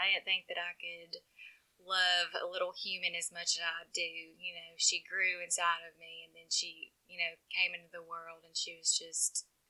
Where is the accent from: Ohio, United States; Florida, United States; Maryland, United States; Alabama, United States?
Alabama, United States; Jasper; All right. Well, I grew up in Jasper.